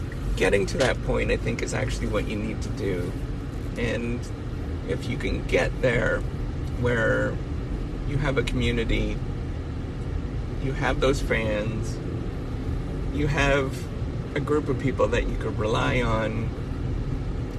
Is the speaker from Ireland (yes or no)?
no; Northern Ontario, Canada; growing up in Northern Ontario